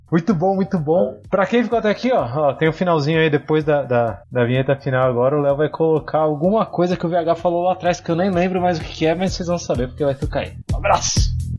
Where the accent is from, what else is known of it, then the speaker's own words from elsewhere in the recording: Brazil; a gente do Brasil